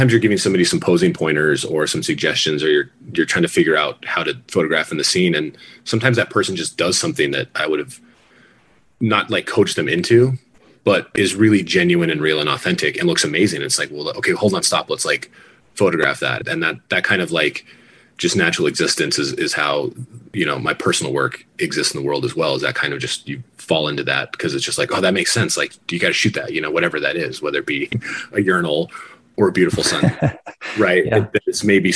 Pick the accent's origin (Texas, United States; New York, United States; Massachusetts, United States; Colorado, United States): Colorado, United States; Crested Butte; also born or lived in Gunnison, Colorado / Glenwood Springs, Colorado; now in Denver, United States; I was born in Gunnison, grew up in Crested Butte, and then split time between Gunnison and Crested Butte when my parents got divorced as a kid.